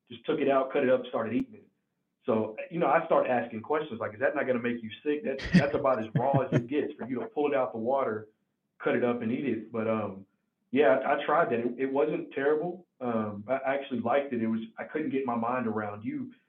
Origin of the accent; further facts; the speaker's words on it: Tennessee, United States; accent: country; I can sometimes have a, a, country accent since I'm from Tennessee, but it's not as deep of a draw as someone else's.